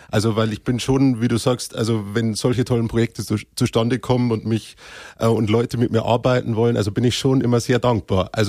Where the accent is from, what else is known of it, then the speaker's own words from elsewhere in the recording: Cham, Bavaria, Germany; born there; Äh, aber ich bin in Kam selber äh, geboren, ja.